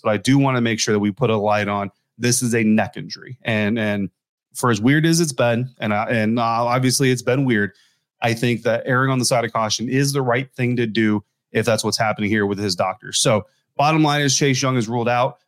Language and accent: English; Colorado, United States; moved away; my home state, not really my hometown, but my home state, uh, there in, in Denver, Colorado